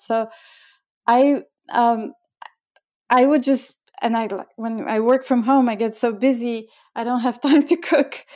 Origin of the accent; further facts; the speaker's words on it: Bulgaria; moved away as an adult; also born or lived in India; now in New York, United States; I was born in Bulgaria and I grew up during communist time and that was my childhood